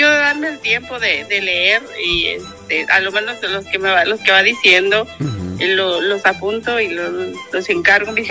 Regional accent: La Joya, Jalisco, Mexico; Este, queda para lado de Tequila.

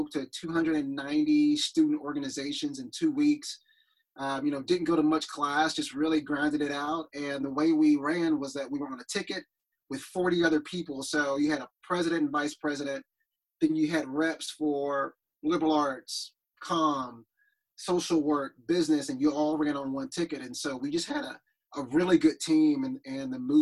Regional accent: Mount Pleasant, Texas, United States; I grew up in East Texas, you know, rural town in East Texas. I'm a fifth generation East Texan.

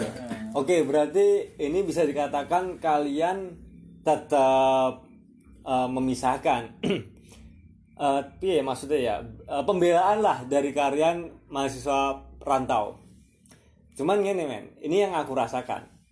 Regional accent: Surakarta, Central Java, Indonesia; sebagai manusia pribumi yang tumbuh kembang dewasa di tanah ini, di Jawa Tengah. Jawa Tengah, khususnya Solo

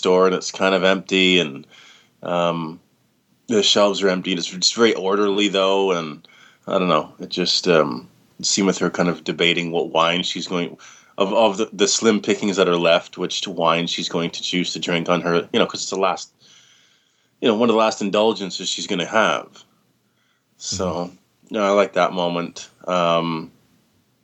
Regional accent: Canada; being a Canadian

